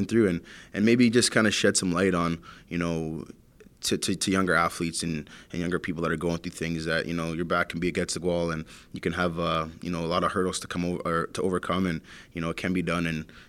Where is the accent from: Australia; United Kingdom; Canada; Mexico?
Canada; the hurdles as being a Canadian junior player, but also the personal struggles that I've been through with my family, my upbringing